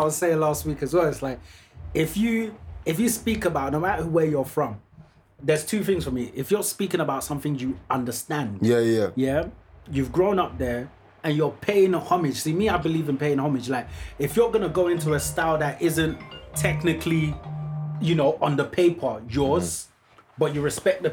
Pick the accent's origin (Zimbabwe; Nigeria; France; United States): Nigeria; moved away; I grew up in Nigeria.